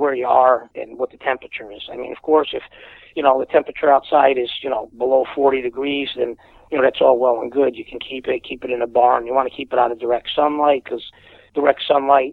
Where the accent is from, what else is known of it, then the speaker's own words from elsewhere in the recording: Wallingford, Connecticut, United States; I'm from Wallingford, Connecticut